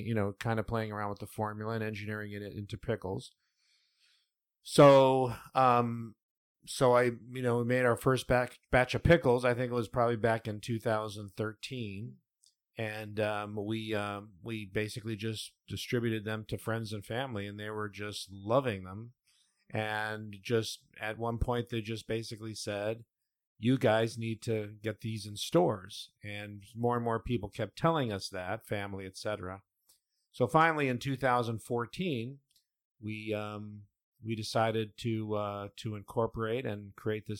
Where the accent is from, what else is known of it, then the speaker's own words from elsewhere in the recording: Cleveland, Ohio, United States; moved away; when they moved to Cleveland, Ohio, which is where I was born